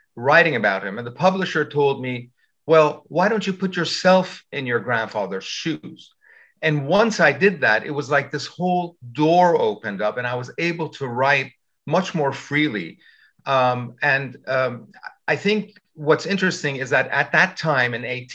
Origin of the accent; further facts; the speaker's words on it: Iran; now in United States; we grew up in Iran